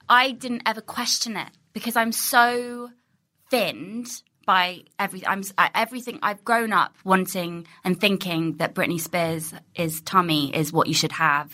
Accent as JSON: {"language": "English", "town": "Ealing", "region": "London", "country": "United Kingdom", "tie": "born or raised there", "also_born_or_lived": "Pinner", "said": "I grew up in Ealing"}